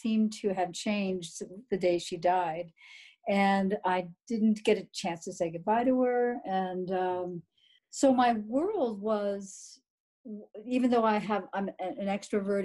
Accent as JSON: {"language": "English", "town": "Sacramento", "region": "California", "country": "United States", "tie": "born or raised there", "also_born_or_lived": "Napa, California", "said": "I grew up on the West Coast in Sacramento, California, born in Napa. So I'm a Northern California girl"}